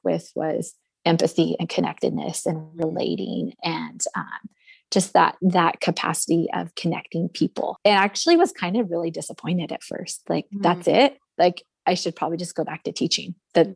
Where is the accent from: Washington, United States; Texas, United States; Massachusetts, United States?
Washington, United States; Forks; I grew up in Forks